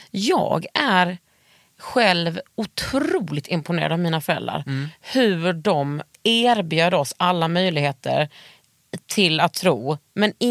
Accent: Skåne, Sweden; vad jag är dum skåning.

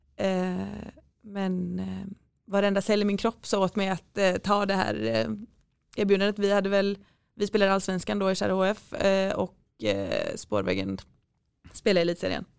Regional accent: Gothenburg, Västra Götaland, Sweden; moved away as an adult; also born or lived in Norway; så bestämde jag mig för att söka högskolan här hemma i Göteborg

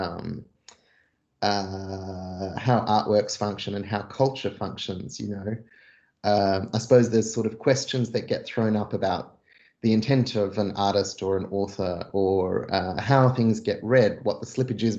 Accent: Australia; also born or lived in Jerusalem (family origin); growing up in Australia, for the most part, as a diaspora Palestinian

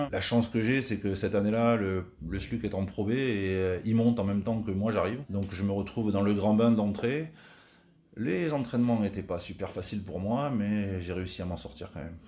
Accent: Tarn, Occitania, France; moved away; also born or lived in Castres; je suis régénéré du Tarn et je suis très fier d'être de là-bas.

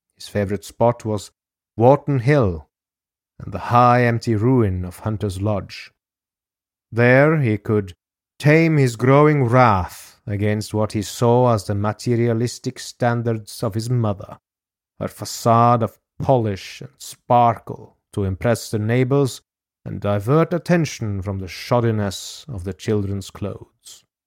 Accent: Norway; my home country of Norway.

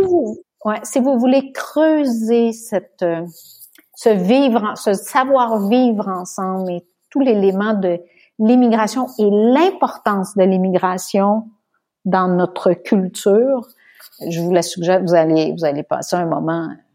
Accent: Beauharnois, Quebec, Canada; now in France; je suis native de Beauharnois

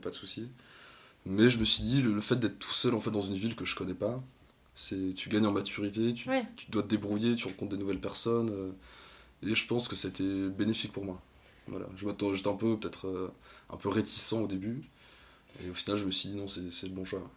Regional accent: Lorient, Brittany, France; moved away as an adult; also born or lived in Rennes; je viens de Lorient

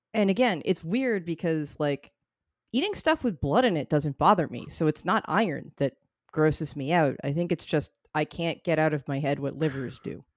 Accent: North Shore, Massachusetts, United States; I come from the North Shore

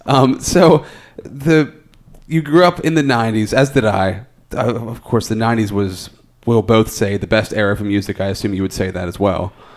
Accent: Altoona, Pennsylvania, United States; I'm from Altoona, and that's kind of what Altoona has always been

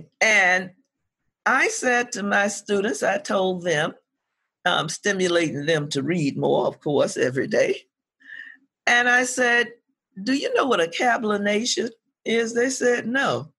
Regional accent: the South, United States; the South that I grew up in part, I grew up in Jim Crow segregated America.

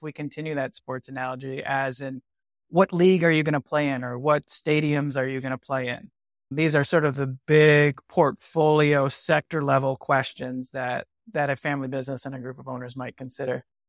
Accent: Michigan, United States; I'm from Michigan

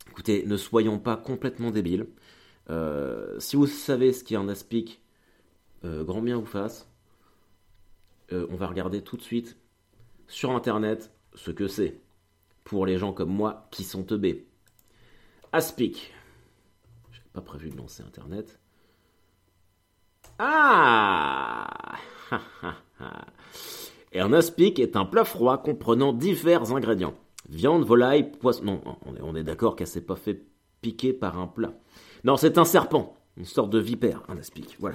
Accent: Normandy, France; Ah, moi, je suis un viking. Je veux dire, euh, je suis de Normandie.

